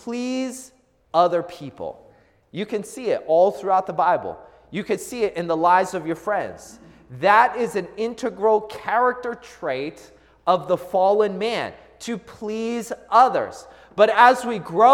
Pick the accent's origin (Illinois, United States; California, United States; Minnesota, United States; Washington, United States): Washington, United States; Seattle; I grew up in the Seattle area.